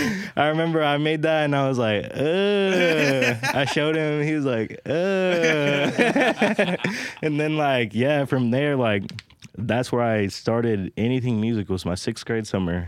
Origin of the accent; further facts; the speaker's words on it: North Platte, Nebraska, United States; I grew up, I was born and raised in North Platte, Nebraska.